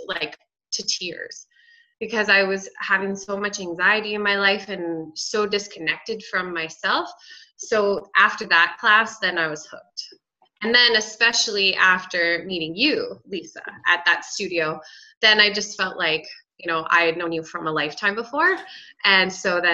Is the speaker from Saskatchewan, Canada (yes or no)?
yes; Saskatchewan, Canada; moved away as an adult; now in Medicine Hat, Canada; I grew up in Saskatchewan, but moved here to go to college